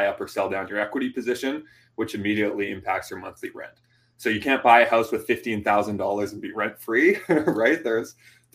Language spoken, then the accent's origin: English; Vancouver, British Columbia, Canada; moved away as an adult; now in Toronto, Canada; I'm from Vancouver